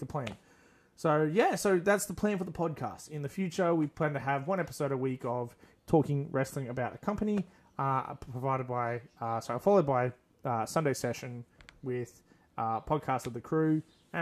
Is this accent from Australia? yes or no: yes; Australia; we're centralized in my hometown